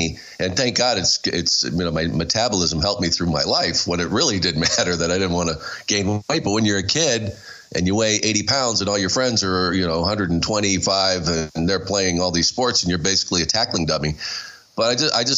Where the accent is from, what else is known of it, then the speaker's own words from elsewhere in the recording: Tucson, Arizona, United States; I grew up in Arizona, down in Tucson